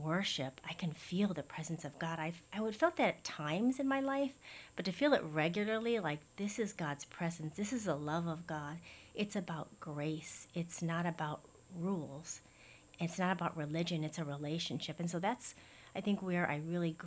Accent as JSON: {"language": "English", "town": "Chicago", "region": "Illinois", "country": "United States", "tie": "born or raised there", "moved": "yes", "lives_now": "Hawaii, United States", "said": "I actually grew up in Chicago, born and raised in Chicago"}